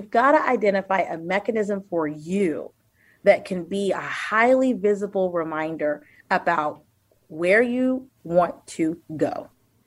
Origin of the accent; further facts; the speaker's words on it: Austin, Texas, United States; now in Northern Virginia, United States; I am originally from Austin, Texas, and now reside in Northern Virginia